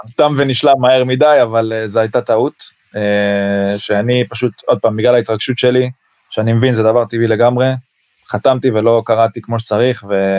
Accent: Israel; אני מישראל

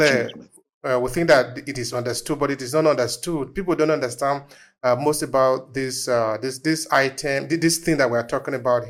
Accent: Nigeria; moved away; we are originally from Nigeria

